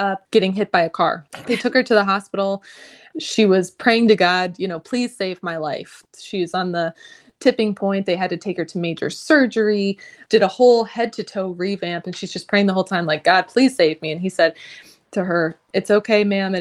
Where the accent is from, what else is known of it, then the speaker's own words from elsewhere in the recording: Ohio, United States; moved away as an adult; also born or lived in St. Martin; I'm from Ohio, so I did try to get into some Ohio med schools.